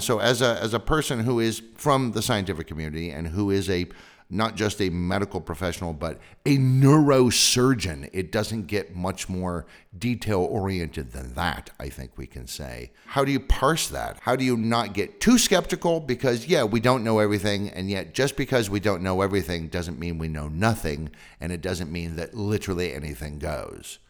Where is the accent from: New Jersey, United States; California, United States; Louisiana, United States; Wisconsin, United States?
California, United States; Sonoma County, Northern; I grew up in Sonoma County in Northern California